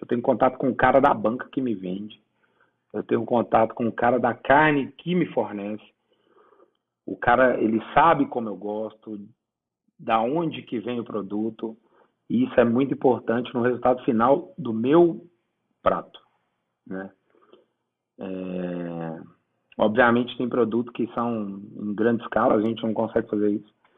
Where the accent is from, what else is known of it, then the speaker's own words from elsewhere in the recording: Sete Lagoas, Minas Gerais, Brazil; porque eu sou de Sete Lagoas